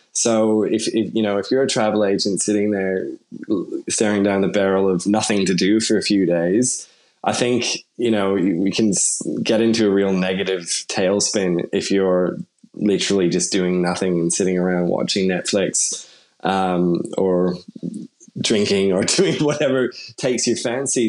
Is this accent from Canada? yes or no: yes; Canada; now in Sydney, Australia; I'm obviously Canadian and grew up there